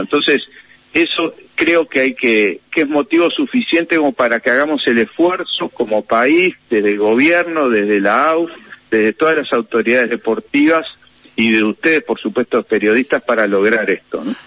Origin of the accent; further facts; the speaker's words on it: Uruguay; acá tenemos